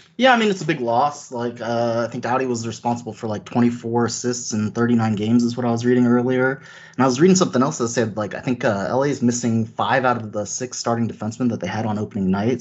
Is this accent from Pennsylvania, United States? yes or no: no; Bay Area, California, United States; I'm from the Bay Area, California